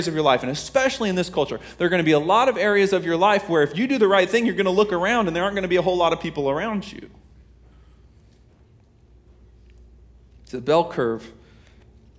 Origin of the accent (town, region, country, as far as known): Kansas, United States